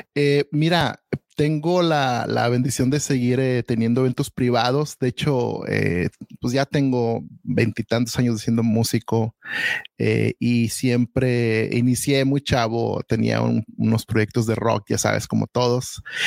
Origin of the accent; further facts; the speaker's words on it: Guadalajara, Jalisco, Mexico; now in United States; yo soy de Guadalajara